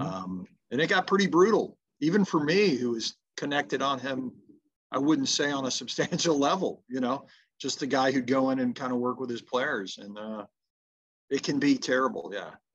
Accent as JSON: {"language": "English", "region": "the South", "country": "United States", "said": "being a Southerner"}